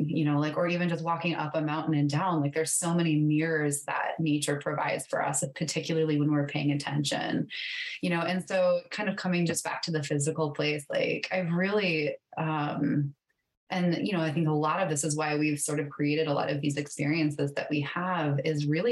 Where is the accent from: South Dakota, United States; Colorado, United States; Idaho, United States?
South Dakota, United States; moved away as an adult; also born or lived in Montana; I grew up in South Dakota